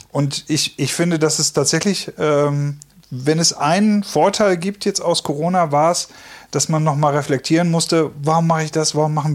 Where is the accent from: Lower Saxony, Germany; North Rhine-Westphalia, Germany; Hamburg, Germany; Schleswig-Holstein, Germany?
North Rhine-Westphalia, Germany; Detmold; weil ich komme aus Detmold und ich suche gerade auch ein bisschen was.